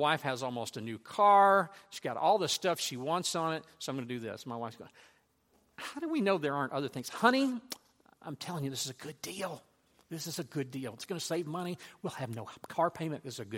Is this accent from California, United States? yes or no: no; Louisiana, United States; I grew up in Louisiana. I had a horse named Frank.